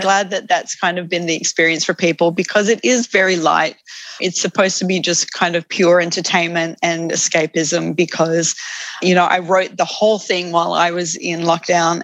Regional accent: Australia; also born or lived in United Kingdom / United States / Sydney, Australia; I'm an Australian

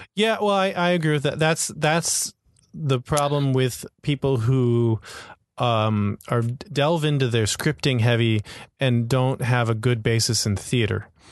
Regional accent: Florida, United States; now in Hong Kong; I grew up in Florida.

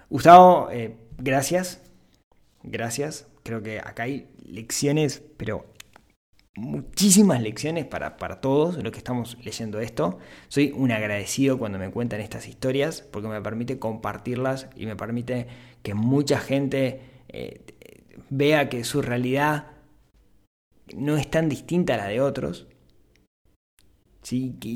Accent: Colombia; Yo soy colombiano y por esos años, una mezcla de corrupción, violencia e inestabilidad económica se cernía sobre el país.

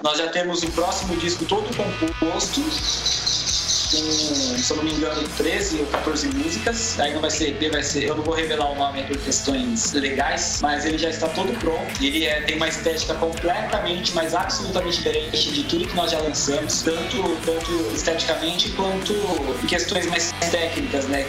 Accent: Osasco, São Paulo, Brazil; Eu sou de Osasco

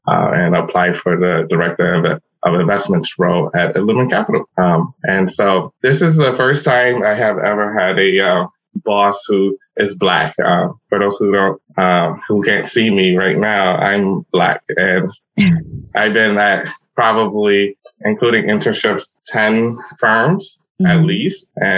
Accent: New York City, New York, United States; I was born and raised in the South Bronx, so I had a humble beginnings

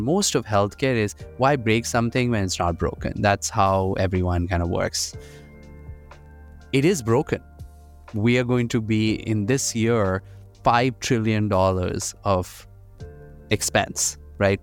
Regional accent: India; moved away as an adult; now in United States; I'm an immigrant. I grew up in India. I came here for education

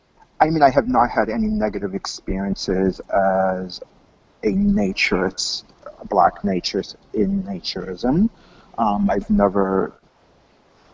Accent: Medford, Massachusetts, United States; moved away as an adult; also born or lived in Haiti; I grew up just north of Boston in a town called West Medford

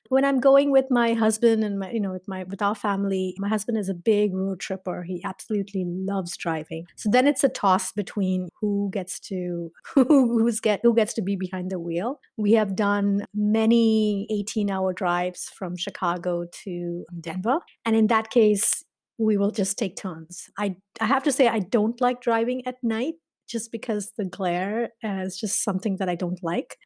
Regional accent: Mumbai, Maharashtra, India; moved away as an adult; now in Illinois, United States; I grew up in India, I grew up in Bombay

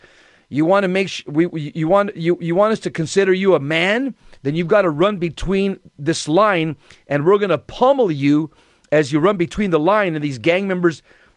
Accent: Los Angeles County, Southern California, United States; we were cops in Los Angeles County, and we grew up in Southern California.

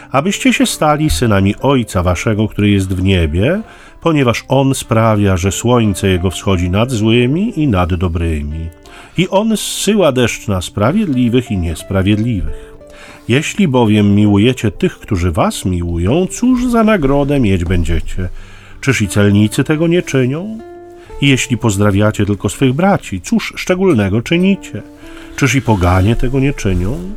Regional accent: Gdynia, Pomeranian Voivodeship, Poland; a my z Gdyni

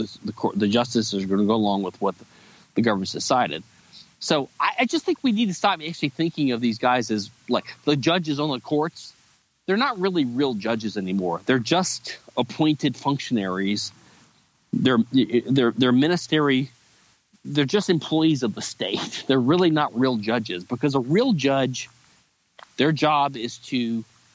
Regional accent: United States; as an American

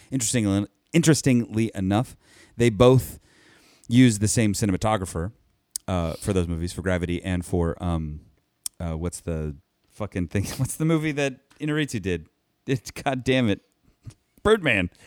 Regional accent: Anaheim, California, United States; I'm from Anaheim. It's my Anaheim team

